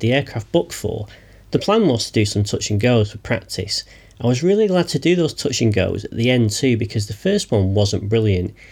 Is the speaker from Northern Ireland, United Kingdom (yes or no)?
no; near Heaton Park, Manchester, North West England, United Kingdom; the border of which was very close to my hometown